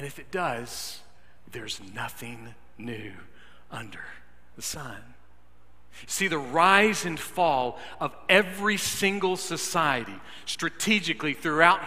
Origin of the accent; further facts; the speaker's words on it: United States; I love being American. I am proud of our country, warts and all.